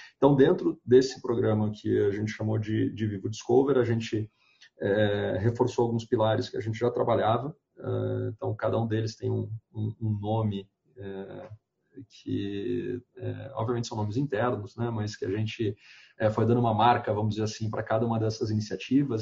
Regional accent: Porto Alegre, Rio Grande do Sul, Brazil; moved away as an adult; now in São Paulo, Brazil; moro hoje em São Paulo, mas eu sou do Rio Grande do Sul, é, de, de Porto Alegre, já, já levo uns 10 anos aqui em São Paulo

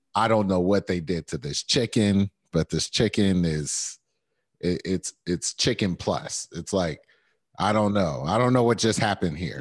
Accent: New Jersey, United States; I'm coming from Jersey

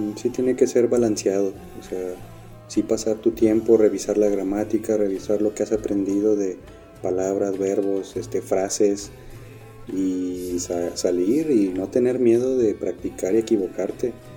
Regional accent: Mexico; moved away as an adult; also born or lived in Turkey; somos mexicanos

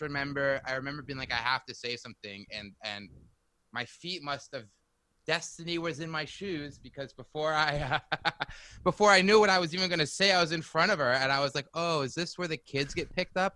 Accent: China; moved away as an adult; also born or lived in California; now in New York, United States; I grew up in China actually

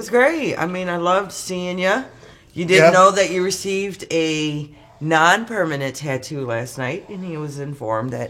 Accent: Chicago, Illinois, United States; accent: Chicago; born, raised, Susie Third, Western

